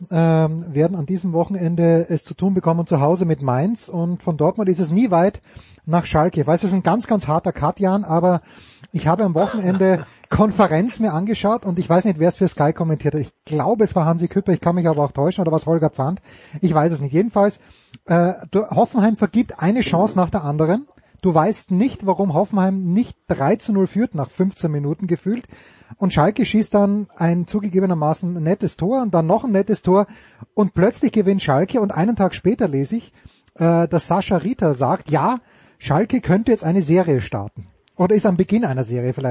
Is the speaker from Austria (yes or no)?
yes; Austria; Also ich, du, ich bin Österreicher.